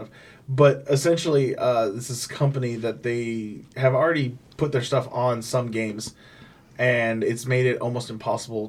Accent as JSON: {"language": "English", "region": "California", "country": "United States", "moved": "yes", "said": "I'm originally from California"}